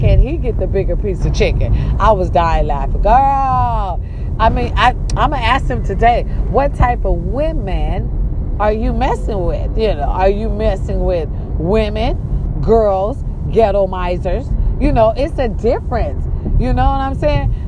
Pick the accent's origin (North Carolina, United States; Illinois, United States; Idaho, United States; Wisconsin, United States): Wisconsin, United States; Racine; born or raised there